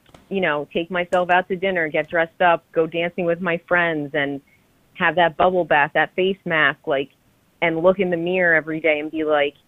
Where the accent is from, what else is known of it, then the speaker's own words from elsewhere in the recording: New Jersey, United States; I'm from Jersey.